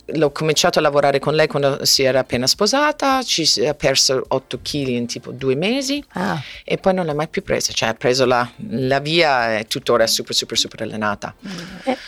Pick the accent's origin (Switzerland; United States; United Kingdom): United States; Florida; Italian is a second language; moved away as an adult; also born or lived in Wichita, Kansas; now in Rome, Italy; Wichita, Kansas, conosco molto bene il tornado, eh, i cani piccoli, eh, poi sono cresciuta anche in Florida